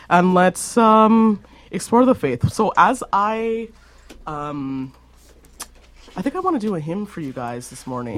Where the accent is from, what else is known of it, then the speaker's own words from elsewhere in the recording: Alberta, Canada; being caramel complected and growing up in Alberta